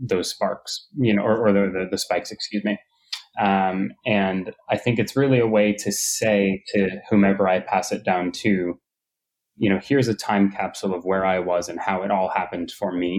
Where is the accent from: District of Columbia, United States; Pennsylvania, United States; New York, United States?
New York, United States; being a New Yorker and growing up in New York